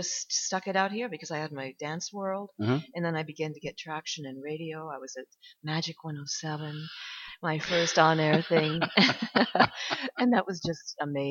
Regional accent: New York, United States; But anyway, I came from New York.

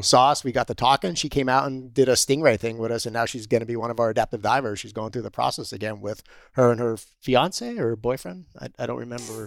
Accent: Pennsylvania, United States; moved away; I'm originally from Pennsylvania

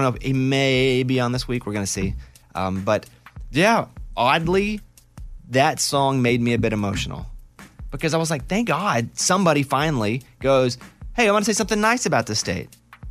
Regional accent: Arkansas, United States; But here's the situation that I grew up in and am in now. I am from Arkansas. Nobody ever says anything nice about us.

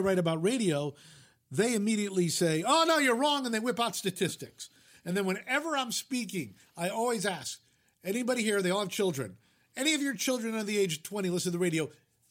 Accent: New York, United States; I mean, I grew up in the New York media market, so we had 3 network television stations and 3 independents.

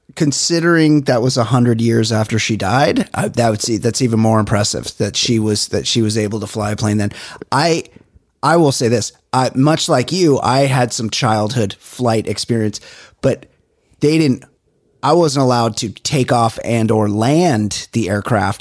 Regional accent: Southern California, United States; here in Southern California

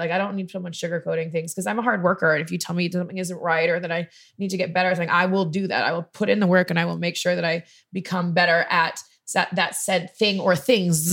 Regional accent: Canada; I'm Canadian

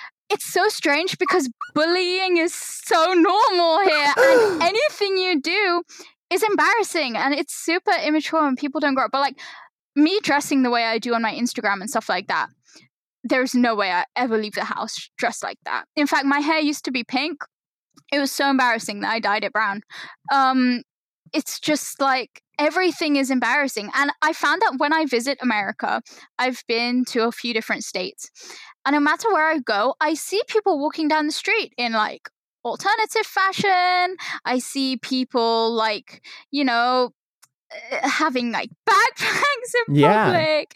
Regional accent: London, United Kingdom; accent: London; I have like a London accent

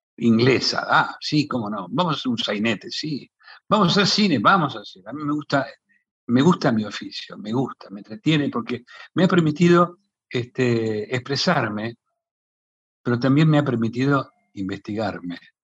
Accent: Pellegrini, Buenos Aires Province, Argentina; mi pueblo, Pellegrini.

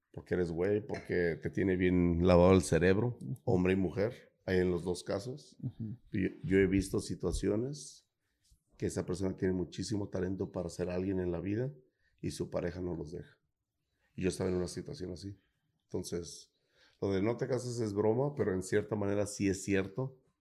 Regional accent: Guadalajara, Jalisco, Mexico; moved away; Soy de Guadalajara

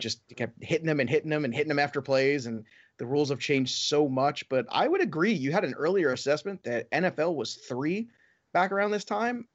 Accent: New York City, New York, United States; a kid growing up in Brooklyn, nineteen eighty-six

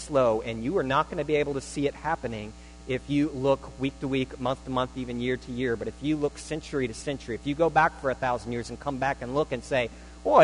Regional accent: Northern Virginia, United States; I was born in Northern Virginia

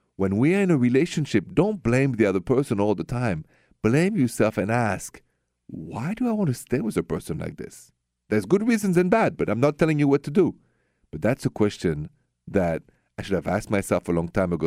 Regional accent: France; moved away; I'm from France

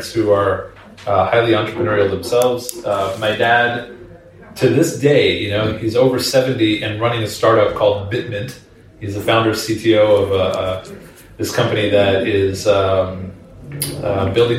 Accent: Washington, District of Columbia, United States; also born or lived in Israel / New York City; I grew up right around the Washington, D.C. area

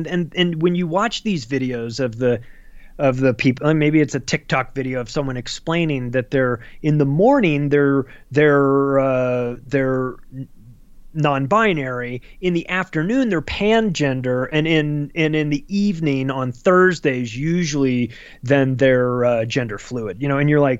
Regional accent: Palm Springs, California, United States; I'm with you 100% because I grew up in Palm Springs, California, huge gay community.

